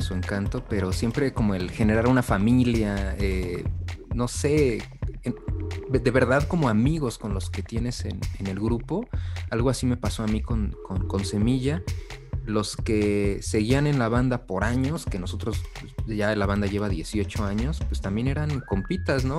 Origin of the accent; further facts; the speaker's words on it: Mexico; los mexicanos tenemos casi en toda nuestra música